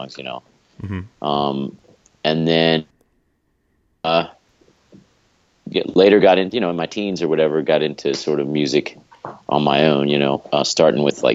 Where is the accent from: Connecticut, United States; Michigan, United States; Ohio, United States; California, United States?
Ohio, United States; Cincinnati; I grew up in Cincinnati, Ohio